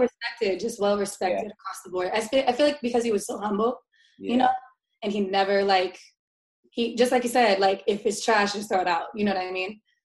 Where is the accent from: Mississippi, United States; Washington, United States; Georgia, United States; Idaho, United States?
Washington, United States; Tacoma; now in Seattle, United States; I am a co host for a talk show that we brought to my hometown in Tacoma